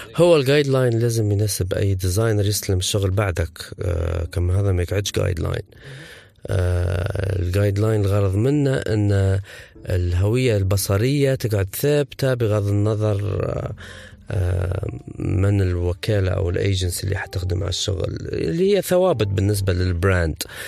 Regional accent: Benghazi, Libya; نحن في بنغازي

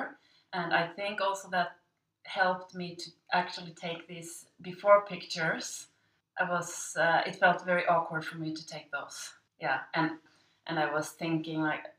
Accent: Sweden; moved away as an adult; now in Shanghai, China; I'm from Sweden, and I live in Shanghai now.

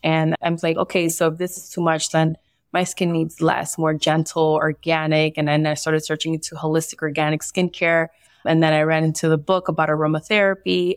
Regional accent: Barranquilla, Atlántico, Colombia; I was born in Barranquilla, Colombia, and I also have some Spaniard roots and some uh, Italian roots

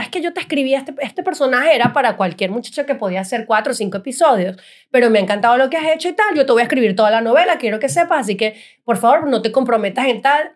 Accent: Venezuela; moved away as an adult; now in United States; como venezolanos que somos

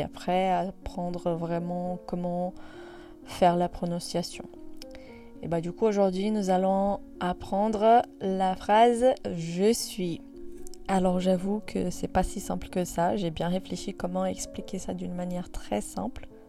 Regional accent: Brazil; moved away; même si après je deviens française euh, parce que je demande la nationalité, bah, en soi, je reste brésilienne

